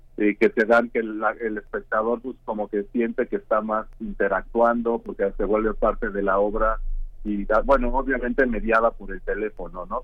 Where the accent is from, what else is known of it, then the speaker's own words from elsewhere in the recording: Mexico; moved away as an adult; now in Karlsruhe, Germany; yo soy, yo soy bueno, artista mexicano y me formé académicamente este, en México